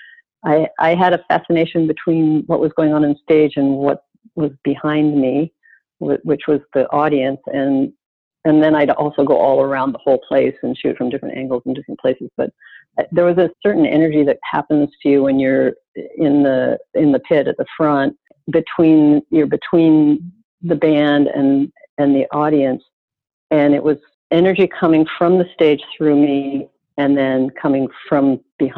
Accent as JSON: {"language": "English", "town": "Calgary", "region": "Alberta", "country": "Canada", "tie": "born or raised there", "also_born_or_lived": "Toronto", "moved": "as an adult", "lives_now": "New York, United States", "said": "I left Toronto and I stopped in my hometown of Calgary"}